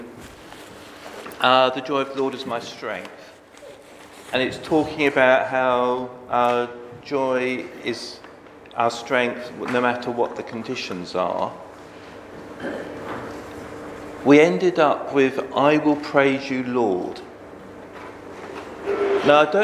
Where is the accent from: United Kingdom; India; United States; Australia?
United Kingdom; Bedford, East of England; I grew up in Bedford, which is, I suppose, home counties in the south